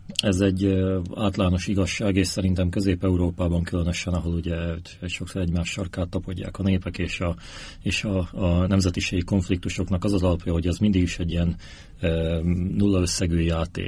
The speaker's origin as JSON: {"language": "Hungarian", "country": "Slovakia", "tie": "born or raised there", "also_born_or_lived": "Bratislava", "said": "én Szlovákiából jöttem, nem Ukrajnából, nem a Kárpátaljáról"}